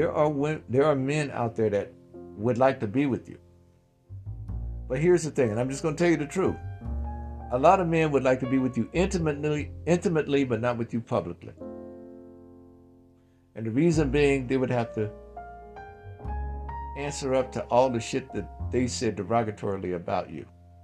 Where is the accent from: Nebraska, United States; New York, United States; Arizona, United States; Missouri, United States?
New York, United States; now in Yellow Springs, United States; I grew up in New York, and I wanted to go and have a place so I could have peace of mind.